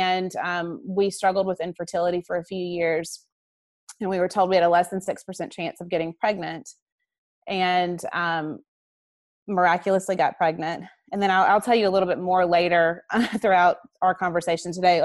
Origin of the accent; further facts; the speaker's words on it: Alabama, United States; I'm from Alabama